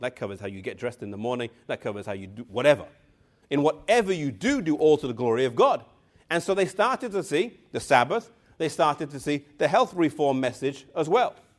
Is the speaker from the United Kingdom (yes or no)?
yes; England, United Kingdom; I come from England